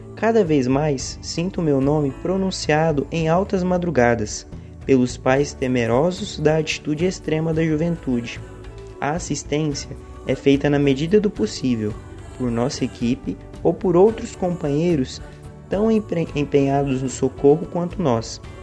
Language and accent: Portuguese; Goiânia, Goiás, Brazil; eu sou de Goiânia, do Centro Espírita Caridade Caminho